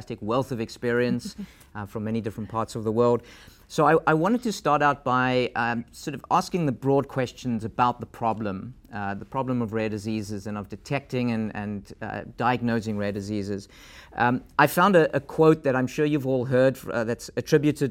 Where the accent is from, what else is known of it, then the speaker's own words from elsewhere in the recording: South Africa; moved away; my home country of South Africa